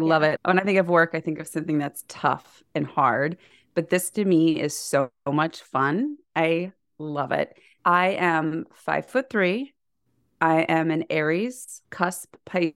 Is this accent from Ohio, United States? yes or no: no; Nebraska, United States; we were raised in Nebraska.